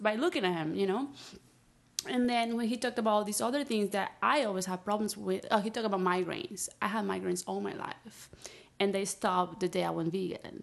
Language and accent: English; Peru; also born or lived in Florida, United States; now in Los Angeles, United States; born and raised in Peru